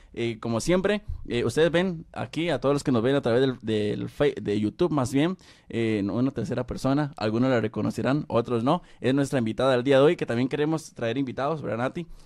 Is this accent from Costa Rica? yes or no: yes; Costa Rica; acá en mi país, Costa Rica